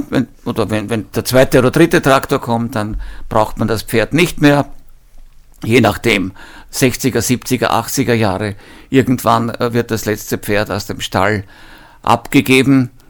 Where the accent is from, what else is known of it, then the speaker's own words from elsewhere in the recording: Lower Austria, Austria; Ich erinnere mich sogar bei uns im Mostviertel noch an einzelne äh, Leute, die waren aber keine echten Bauern